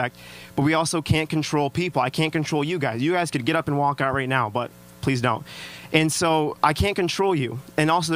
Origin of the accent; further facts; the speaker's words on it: Traverse City, Michigan, United States; I am actually from Traverse City.